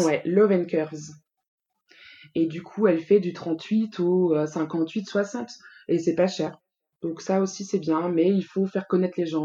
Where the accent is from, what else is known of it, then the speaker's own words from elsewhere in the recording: Bourgogne-Franche-Comté, France; moved away as an adult; now in Île-de-France, France; J'habite en Ile-de-France depuis 6 ans. Je suis originaire de la Franche-Comté.